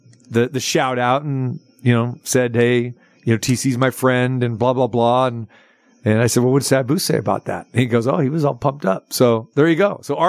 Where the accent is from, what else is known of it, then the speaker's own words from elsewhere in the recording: near Stockton, California, United States; moved away; he's heading to my hometown. Well, close to it. I mean, he's going to Stockton this weekend.